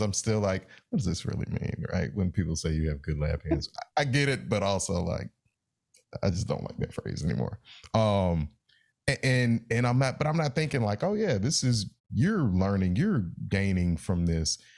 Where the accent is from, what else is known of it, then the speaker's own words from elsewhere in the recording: Raleigh, North Carolina, United States; the way I grew up in Raleigh